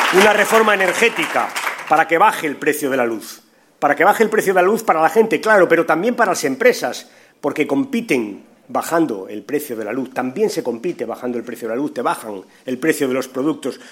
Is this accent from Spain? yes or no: yes; Spain; nos hemos reconocido como somos, españoles